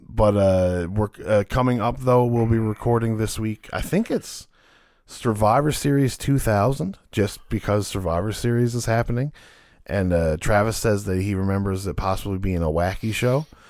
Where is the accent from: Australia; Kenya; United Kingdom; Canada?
Canada; being Canadian